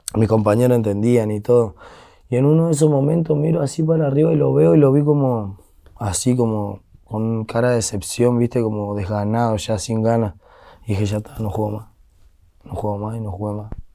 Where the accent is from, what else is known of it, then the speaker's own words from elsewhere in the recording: Buenos Aires, Argentina; now in Derqui, Argentina; toda mi infancia sí fue en San Telmo